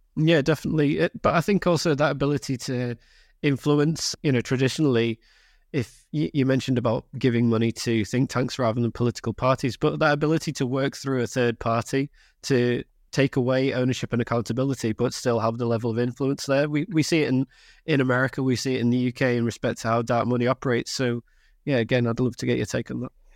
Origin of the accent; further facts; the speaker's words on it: Carlisle, North West England, United Kingdom; I'm from Cumbria, right, I grew up in, in and around Carlisle